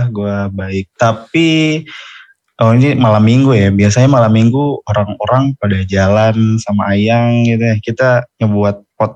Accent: Jayapura, Papua, Indonesia; Oke, jadi gue asalnya dari Jayapura. Tahu nggak nih Jayapura di mana tuh?

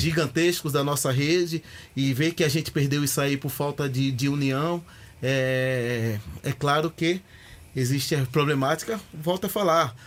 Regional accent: Recife, Pernambuco, Brazil; moved away as an adult; also born or lived in Sorocaba; now in São Paulo, Brazil; Sou de Recife, Pernambuco, de um bairro chamado San Martim, é onde eu cresci

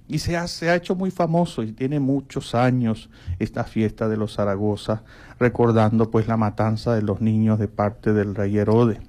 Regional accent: Sanare, Lara, Venezuela; now in Maracaibo, Venezuela; Yo soy de Lara y, y el pueblo de Sanare

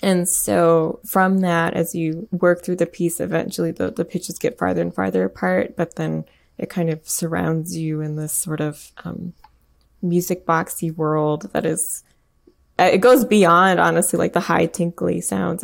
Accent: Michigan, United States; I grew up in Michigan and not too far away from Flint

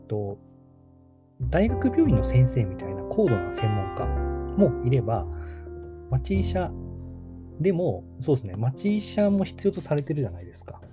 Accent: Takamatsu, Kagawa, Japan; 高松式田町って僕の地元

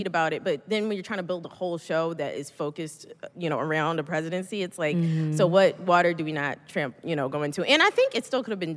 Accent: Philadelphia, Pennsylvania, United States; accent: thick Philly accent; I went to school at Temple in Philly. So I wasn't aware how thick my accent was at the time

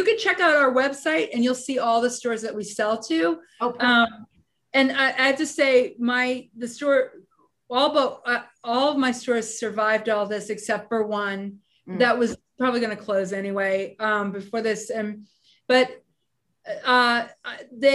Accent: United States; as an American designer

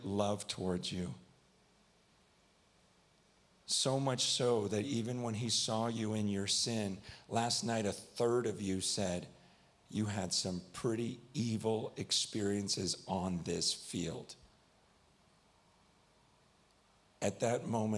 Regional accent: United States; I'm from America. So I say, yeah, not yah.

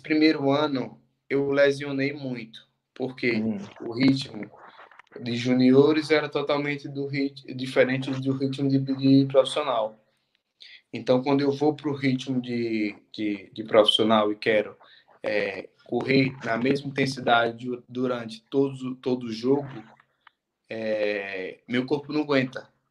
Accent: Lagarto, Sergipe, Brazil; moved away as an adult; Sou do lagarto. Sou do Sergipe. Lagarto, Sergipe Lagarto

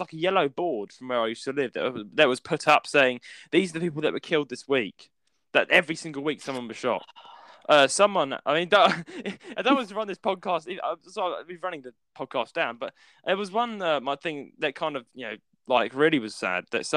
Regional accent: United Kingdom; we're both British

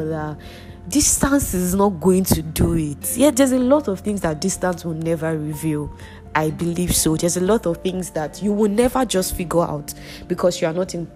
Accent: Nigeria; our country

